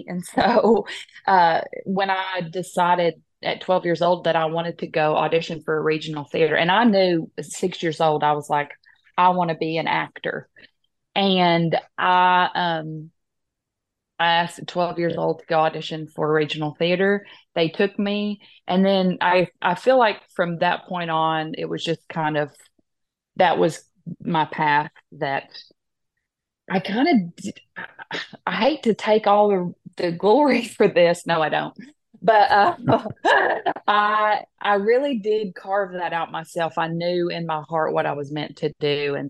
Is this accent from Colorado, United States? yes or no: no; Tennessee, United States; I am an artist from East Tennessee, Foothills area, more specifically Scott County, which is northwest of Knoxville.